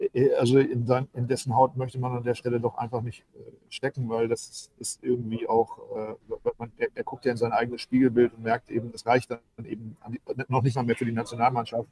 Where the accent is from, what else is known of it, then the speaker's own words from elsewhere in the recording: East Frisia, Lower Saxony, Germany; ich natürlich eher als Ostfriese